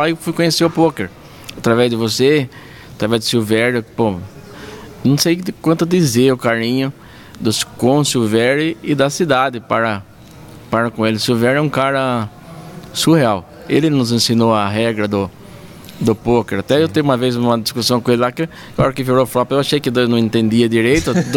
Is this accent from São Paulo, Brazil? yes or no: yes; Cesário Lange, São Paulo, Brazil; also born or lived in Tatuí; Eu sou nascido em Tatuí, mas a vida inteira ali em Cesarlândia, criado com meus pais.